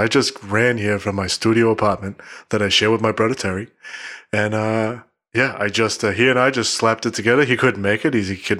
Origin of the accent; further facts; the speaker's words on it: Canada; I'm Canadian.